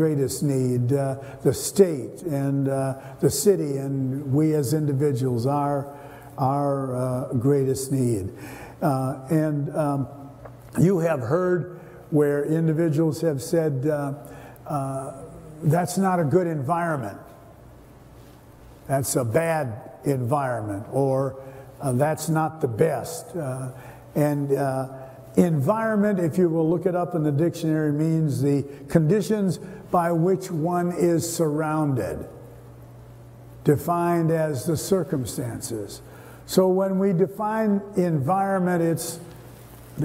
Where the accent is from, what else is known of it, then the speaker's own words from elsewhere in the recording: St. Paul, Minnesota, United States; I grew up there in St. Paul, and I lived on St. Anthony Avenue